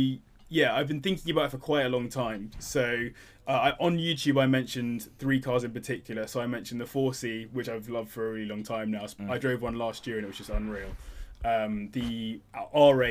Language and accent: English; London, United Kingdom; as a Londoner